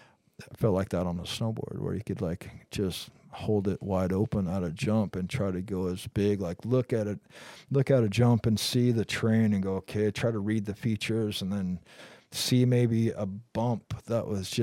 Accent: Pacific Northwest, United States; Growing up in the Northwest with Dave and Todd, you know, riding for Liptek and Gnu, we spent a lot of time together.

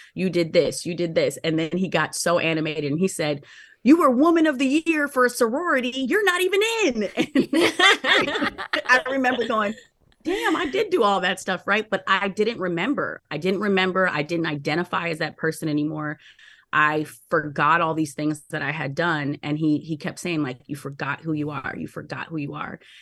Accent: Minneapolis, Minnesota, United States; I'm from Minneapolis

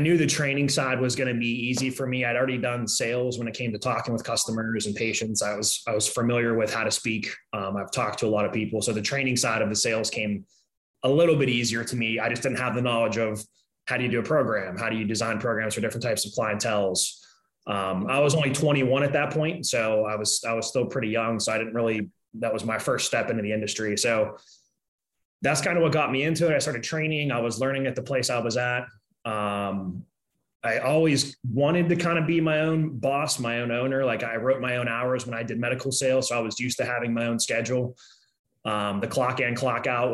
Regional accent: Pittsburgh, Pennsylvania, United States; moved away as an adult; also born or lived in Chicago; I grew up in Pittsburgh my whole life. 9, 10 years old, I moved here.

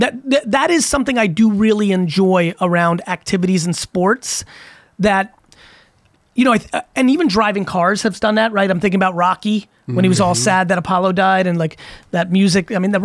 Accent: Russia; born there; And like, I was born in Russia. I was like, fuck Drago.

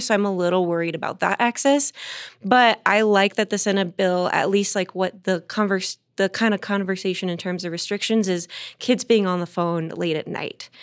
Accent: Southern California, United States; now in Denver, United States; I'm from Southern California

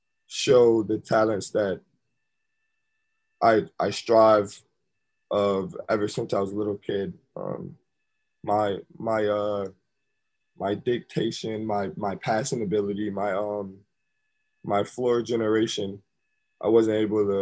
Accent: Syracuse, New York, United States; also born or lived in Milwaukee, Wisconsin; I came back to my hometown

